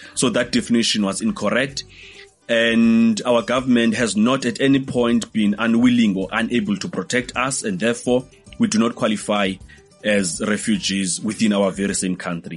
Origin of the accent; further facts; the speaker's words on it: South Africa; as a South African